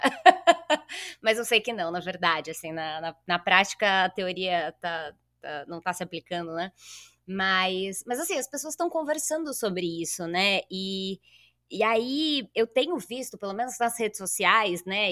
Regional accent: São Bernardo do Campo, São Paulo, Brazil; eu sou de São Bernardo, nascida e criada

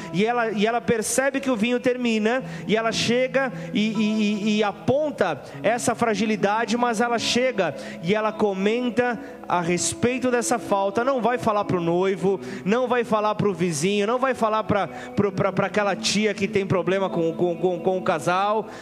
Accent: Brazil

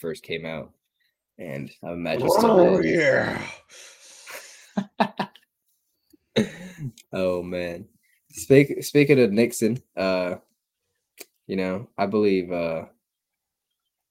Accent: Puerto Rico; Puerto Rico, my home country

